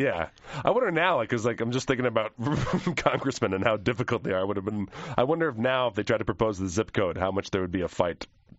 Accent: New Jersey, United States; I grew up in Jersey

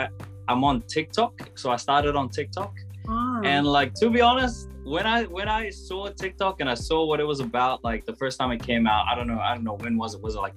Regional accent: Cook Islands; also born or lived in Solomon Islands / New Caledonia; And I am from the Cook Islands. I've had a crazy upbringing, I would say. So I was actually born in the Solomon Islands, and then when I was 2 years old, we moved to New Caledonia for 11 years.

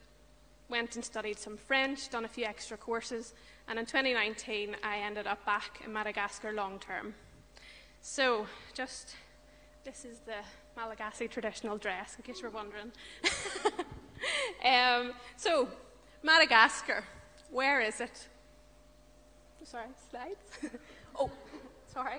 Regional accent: Scarva, Northern Ireland, United Kingdom; I'm from Scarva, County Armagh.

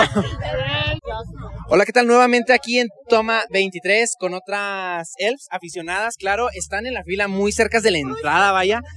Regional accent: Ciudad Juárez, Chihuahua, Mexico; Yo vengo desde Ciudad Juárez. Este, ah. Ahí está bien feo

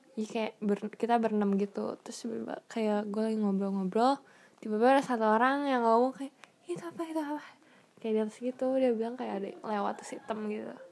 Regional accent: Bandung, West Java, Indonesia; moved away as an adult; now in San Jose, United States; saya dari Bandung dulunya sekolah di Alexius

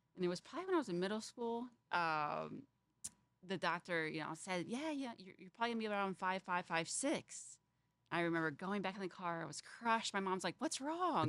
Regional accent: Fort Wayne, Indiana, United States; I grew up in Fort Wayne, Indiana

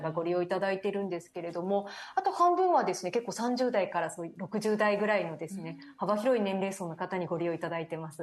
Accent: Owase, Mie, Japan; moved away; 自分自身がですね三重県の尾鷲市というですね東京からだと車でも電車でも6時間ぐらいかかってしまうこともある漁業と林業の町出

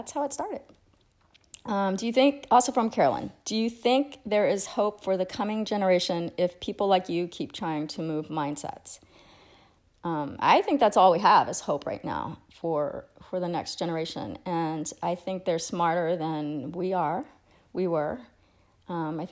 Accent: Acadiana, Louisiana, United States; in my hometown

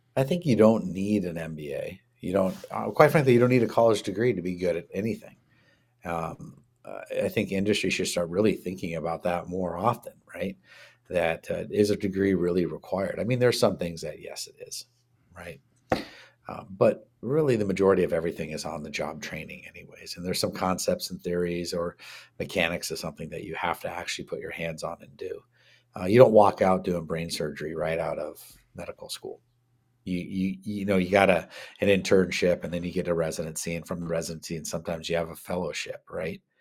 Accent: Washington, United States; also born or lived in Canada; I'm from Washington

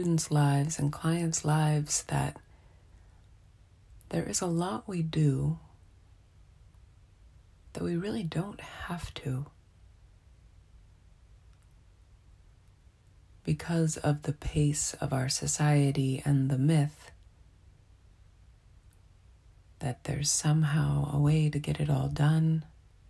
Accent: Montana, United States; moved away; growing up in Montana

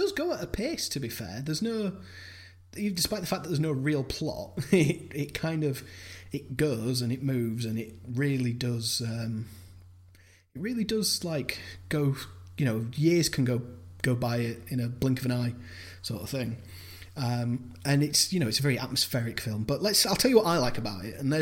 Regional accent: Ireland; I was born there. I wasn't born in Limerick, though

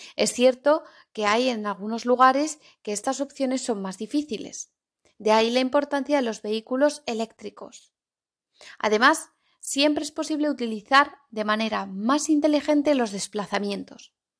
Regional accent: Zaragoza, Aragon, Spain; now in Cantabria, Spain; en Zaragoza, la ciudad en la que me he criado y en la que he vivido la mayor parte de mi vida

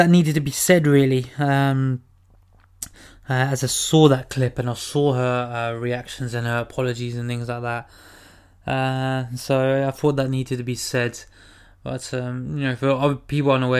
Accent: United Kingdom; born or raised there; also born or lived in Gujarat, India (ancestry)

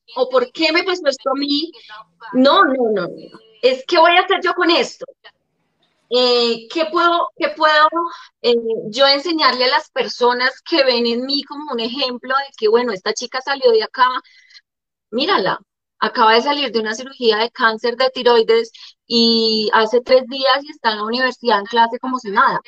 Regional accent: Armenia, Quindío, Colombia; moved away as an adult; also born or lived in Líbano, Tolima / Bogotá / Medellín / Cartagena; yo nazco en el Líbano, Tolima, en el año 85. Soy la menor de tres mujeres. Eh, mi papá y mi mamá deciden salir del Líbano a buscar mejores proyectos de vida y llegamos a la ciudad de Armenia. Ahí estoy alrededor, pues termino todo mi bachillerato

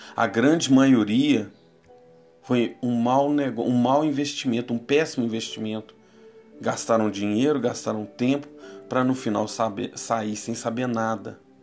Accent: Brazil; Somos brasileiros, um povo sem raça definida

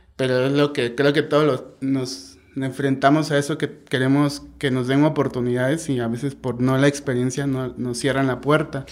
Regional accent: Oaxaca de Juárez, Oaxaca, Mexico; yo soy de aquí de Oaxaca de Juárez, eh, aquí nací

